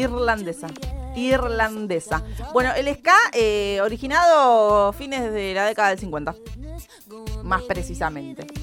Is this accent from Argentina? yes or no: yes; Argentina; somos re argentinos